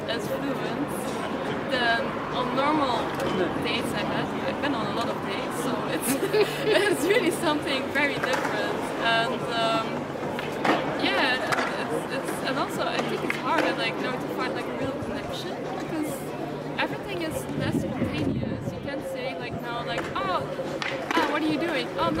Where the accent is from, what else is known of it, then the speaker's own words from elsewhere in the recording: Brussels, Brussels-Capital Region, Belgium; English is a second language; I'm from Belgium. I'm from Brussels.